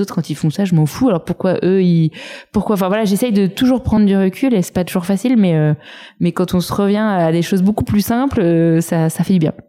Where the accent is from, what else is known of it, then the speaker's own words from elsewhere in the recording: Saint-Cloud, Île-de-France, France; J'ai grandi à Saint-Cloud dans les Hauts-de-Seine